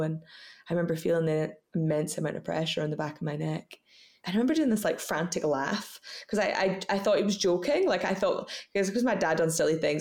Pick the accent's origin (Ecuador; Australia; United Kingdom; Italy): United Kingdom; Scottish Borders, Scotland; I was brought up in the Scottish borders um, on a farm called Middle, Middle Third Farm